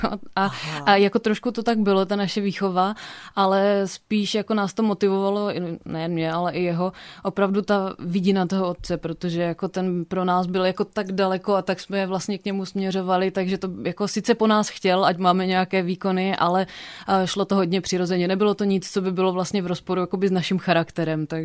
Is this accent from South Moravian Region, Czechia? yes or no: no; Opava, Moravian-Silesian Region, Czechia; now in Olomouc, Czech Republic; pocházím původně z Opavy.